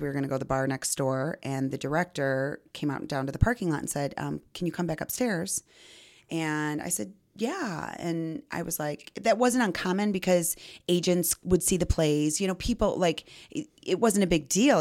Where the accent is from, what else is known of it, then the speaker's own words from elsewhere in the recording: Belvidere, Illinois, United States; I grew up in Belvedere.